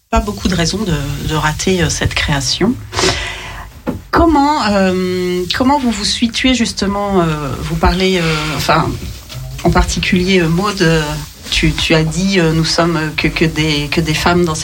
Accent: Paris, Île-de-France, France; now in Lyon, France; Alors, moi, j'ai grandi à Paris, mais ça fait 7 ans que je suis à Lyon.

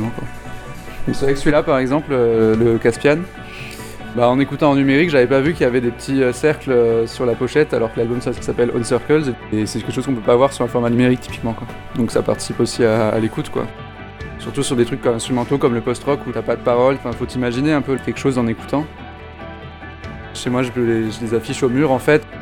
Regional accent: Toulouse, Occitania, France; Bah, je viens de Toulouse, donc non, je, je t'ai jamais venu ici.

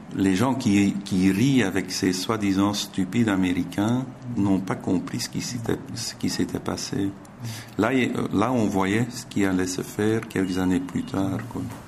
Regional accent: Zolder, Flanders, Belgium; Je suis né à Zolder. J'ai grandi à Zolder, tout près du circuit

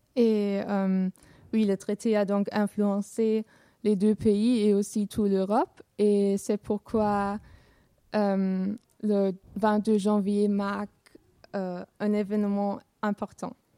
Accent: Essen, North Rhine-Westphalia, Germany; French is a second language; moved away as an adult; now in Rochefort, France; je viens de Essen qui se trouve à l'ouest de l'Allemagne, mais en ce moment j'habite à Rochefort

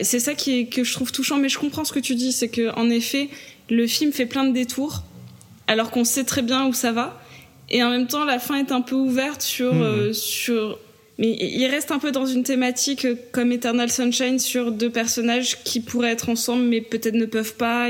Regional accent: south of France, France; je viens du sud de la France

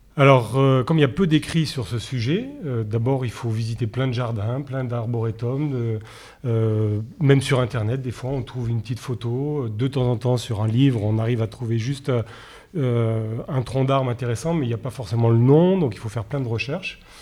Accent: Nice, Provence-Alpes-Côte d'Azur, France; je suis niçois

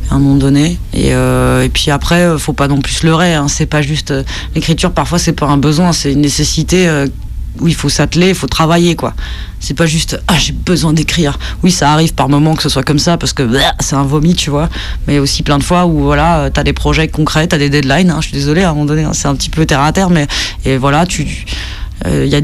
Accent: Lausanne, Vaud, Switzerland; j'ai 30 ans, je viens de Lausanne, je travaille à Genève

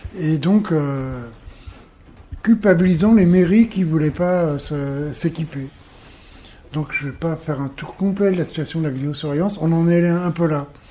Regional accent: Paris, Île-de-France, France; je viens de Paris

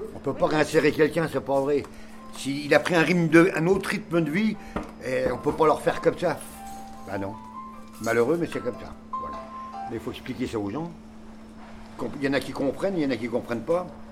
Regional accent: Nancy, Grand Est, France; also born or lived in Ars-sur-Moselle; now in Metz, France; je suis de Nancy, moi, normalement.

